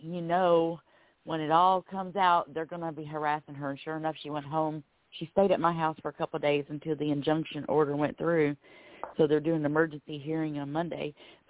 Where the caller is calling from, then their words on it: Florida, United States; I'm calling from Florida.